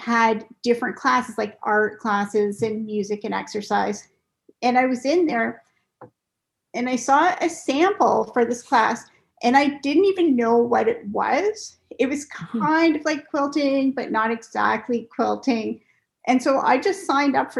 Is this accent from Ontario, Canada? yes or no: yes; Cambridge, Ontario, Canada; also born or lived in South Korea; So I grew up in Cambridge, Ontario, and I lived there. I still live there